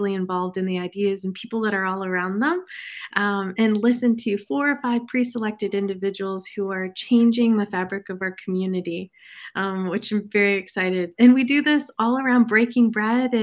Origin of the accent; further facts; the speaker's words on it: Michigan, United States; also born or lived in Flint, Michigan; I am a Michigander. I was born in Flint myself, raised in the suburbs at a very young age.